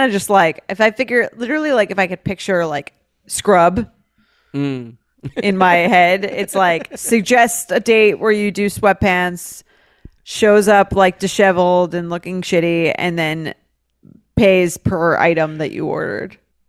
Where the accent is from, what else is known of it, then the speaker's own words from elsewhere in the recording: New York City, New York, United States; I'm from New York City. I'm in grad school in the Midwest.